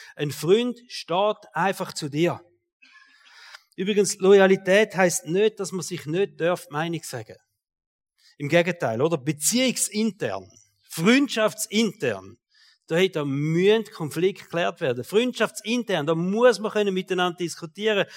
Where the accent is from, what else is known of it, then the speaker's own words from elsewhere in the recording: Switzerland; als Schweizer